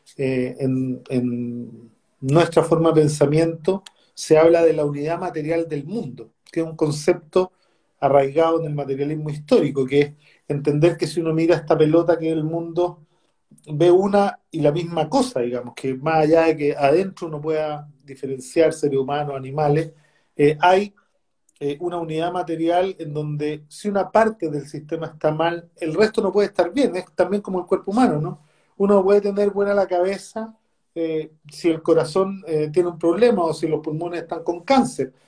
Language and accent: Spanish; Recoleta, Santiago Metropolitan Region, Chile; con la comuna de Recoleta, en donde yo nací, me crié, me eduqué, trabajé y viví hasta los 40 años.